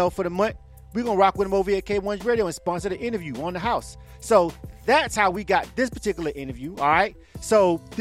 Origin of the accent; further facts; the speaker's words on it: Florida, United States; now in Atlanta, United States; I'm from Florida myself